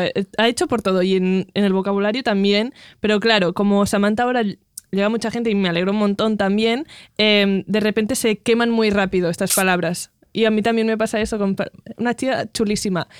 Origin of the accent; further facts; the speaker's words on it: Catalonia, Spain; first language Catalan; Spanish is a second language; hablo catalán, es mi lengua materna, hablo catalán